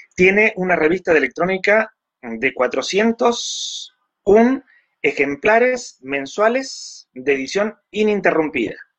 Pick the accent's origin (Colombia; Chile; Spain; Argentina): Argentina; also born or lived in Mexico; soy argentino por nacimiento, pero mexicano por adopción.